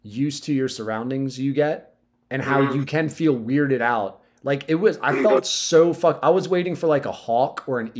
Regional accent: Southern Delaware, United States; I'm just from Southern Delaware

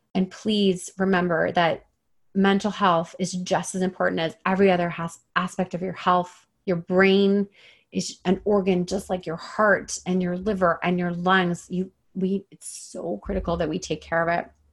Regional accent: Toronto, Ontario, Canada; moved away as an adult; now in British Columbia, Canada; I've spent my entire life pretty much in the like greater Toronto area.

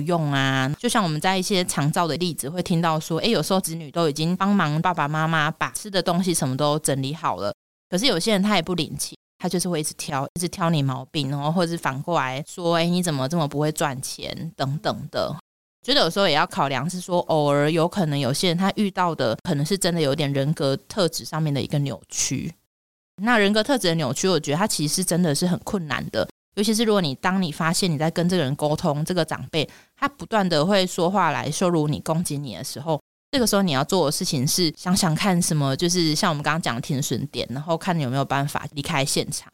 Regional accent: Taiwan; 我们台湾人或是亚洲人

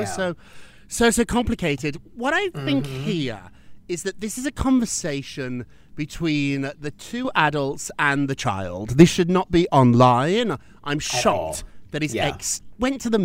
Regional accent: United Kingdom; I'm British

